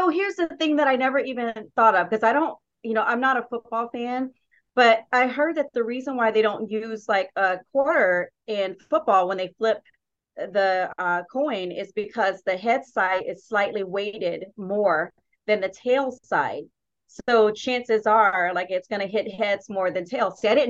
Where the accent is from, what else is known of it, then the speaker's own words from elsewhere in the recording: South Carolina, United States; accent: Southern; I'm from South Carolina, which you will probably hear my Southern accent come out at some point.